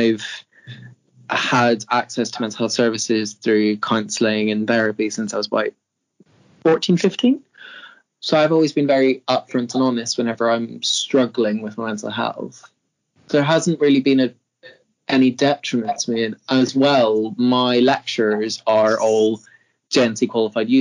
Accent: Northern Ireland, United Kingdom; moved away as an adult; now in Leeds, United Kingdom; I'm from Northern Ireland

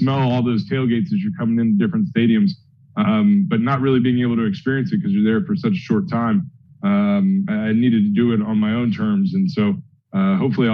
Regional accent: Ohio, United States; now in New Jersey, United States; I was born and raised in Ohio

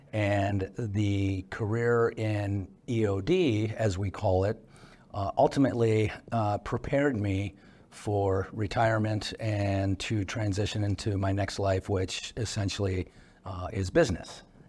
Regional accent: just outside of Chicago, Illinois, United States; moved away as an adult; I grew up just outside of Chicago, so grew up diving on Lake Michigan.

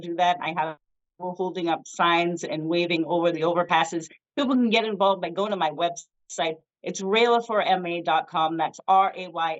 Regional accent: Scituate, Massachusetts, United States; I grew up in low income in Section 8 housing in what is known as the Irish Riviera in Massachusetts, in Scituate, Mass.

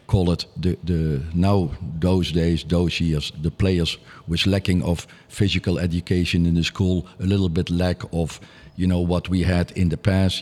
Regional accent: Nijmegen, Gelderland, Netherlands; also born or lived in Groesbeek; I come from Nijmegen

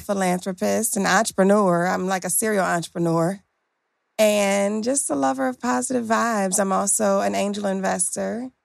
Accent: Detroit, Michigan, United States; growing up in Detroit, Michigan

